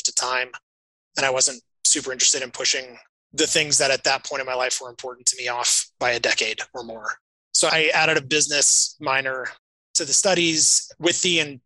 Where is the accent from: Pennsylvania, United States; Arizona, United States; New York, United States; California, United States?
Arizona, United States; Flagstaff; I grew up in Flagstaff, Arizona, which is small